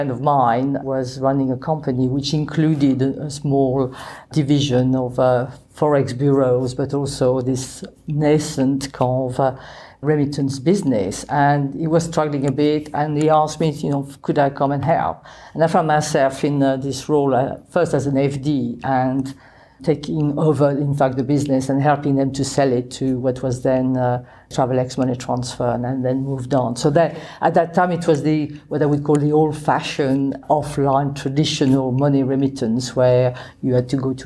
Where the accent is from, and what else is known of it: Paris, Île-de-France, France; born or raised there; English is a second language; moved away as an adult; now in United Kingdom